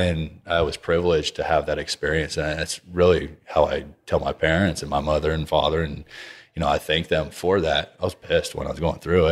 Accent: Texas, United States; being a Texan

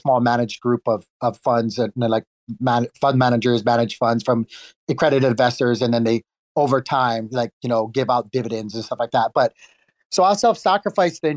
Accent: Hawaii, United States; I'm Filipino, Chinese, Puerto Rican, and Irish, as weird as that sounds. And I grew up in Hawaii.

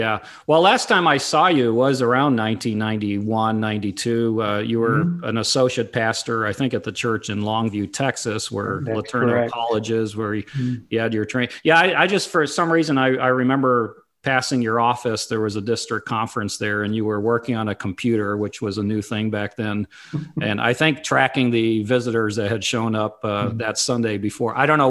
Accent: Papua, Indonesia; I grew up in Papua, Indonesia, or Irian Jaya back then, and Mission Aviation Fellowship was the way that we traveled, the only way that we traveled.

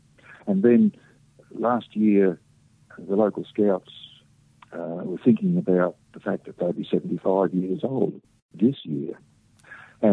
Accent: Emerald, Australia; Emerald, which is my hometown

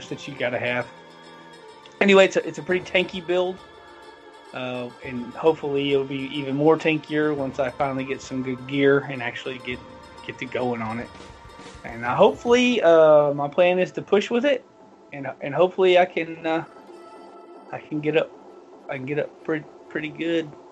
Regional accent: the South, United States; I'm from the South

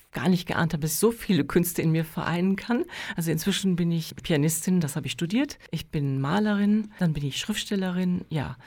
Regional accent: near Dortmund, North Rhine-Westphalia, Germany; moved away; Ich komme ursprünglich aus Deutschland, aus der Nähe von Dortmund in Nordrhein-Westfalen

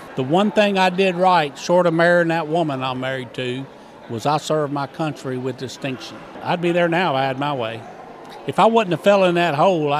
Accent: Crescent City, Florida, United States; moved away as an adult; In my hometown, you have a big choice of cutting ferns, picking oranges, and that's about it. There's no real way out of Crescent City. So I joined the Army to get out and get on my own.

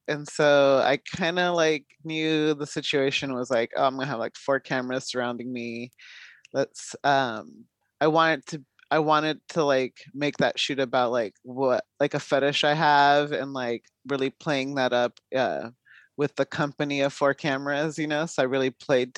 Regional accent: Long Beach, California, United States; moved away as an adult; now in San Francisco Bay Area, United States; I'm originally from Southern California, Long Beach area, but I moved up about 8 years ago up to the Bay

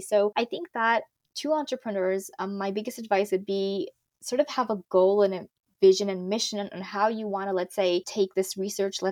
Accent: Morocco; now in Toronto, Canada; my home country, which is Morocco.

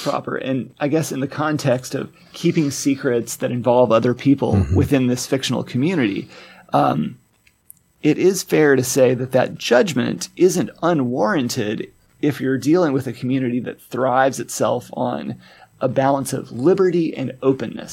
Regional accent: Arkansas, United States; moved away; my home state of Arkansas

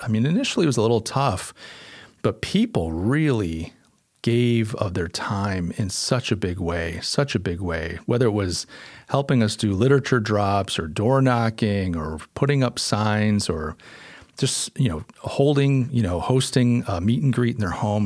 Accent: Western New York, United States; moved away as an adult; now in Charleston, United States; I'm from Western New York. Uh, that's where I was born, and I only moved here two years ago

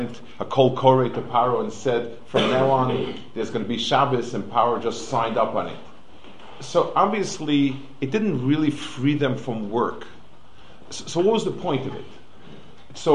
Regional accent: New York City, New York, United States; moved away; I grew up on the Lower East Side

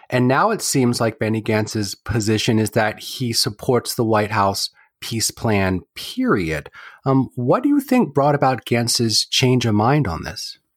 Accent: Wilmington, Delaware, United States; now in Chapel Hill, United States; I was raised in Wilmington, Delaware by proud Jews who love Israel

